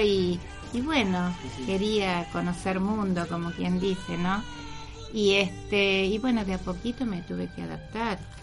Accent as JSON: {"language": "Spanish", "region": "Buenos Aires", "country": "Argentina", "tie": "born or raised there", "also_born_or_lived": "Luján, Buenos Aires Province / Andacollo, Neuquén", "moved": "as an adult", "lives_now": "Zapala, Argentina", "said": "Soy de Buenos Aires, soy de, nacida en Capital"}